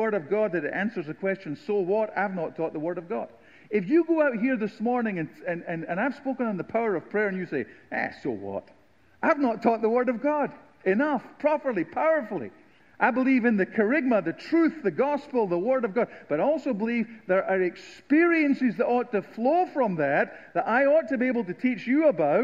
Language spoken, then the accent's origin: English; southern Scotland, United Kingdom; moved away as an adult; now in United States; I am from the Deep South of Scotland